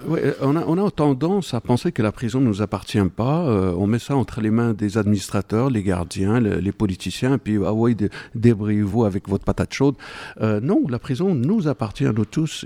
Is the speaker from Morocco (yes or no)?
yes; Morocco; born or raised there; moved away as an adult